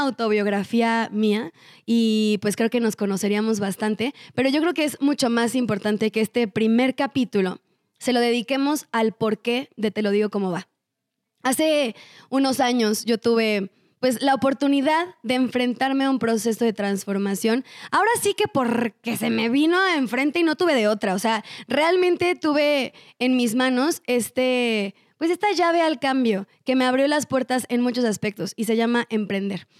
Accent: Cuernavaca, Morelos, Mexico; yo soy de Cuernavaca, Morelos

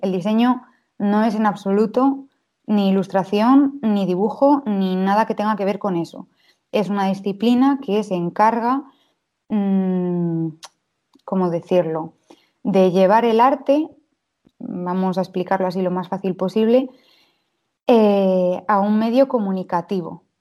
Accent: Valladolid, Castile and León, Spain; soy del 96, nací en Valladolid

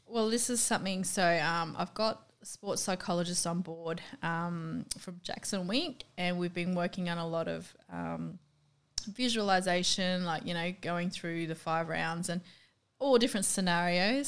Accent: Australia; accent: really Aussie; my accent's apparently really Aussie

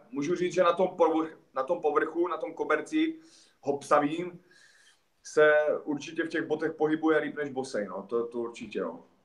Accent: Hostěradice, South Moravian Region, Czechia; vedle Hostiradic, odkud pocházím

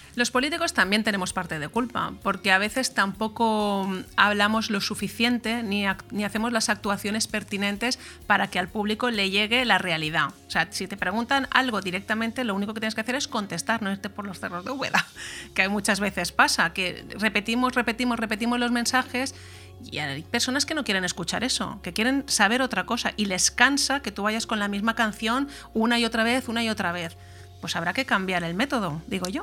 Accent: Callosa, Valencian Community, Spain; formar parte de, una institución como el ayuntamiento de, de mi pueblo, de Callosa

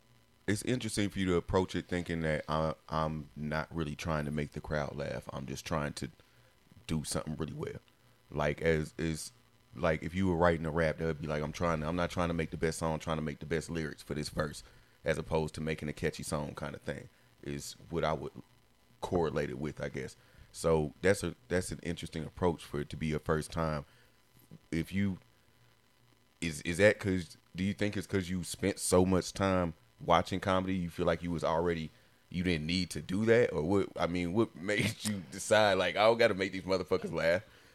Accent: Decatur, United States; I know, I'm from Decatur, too.

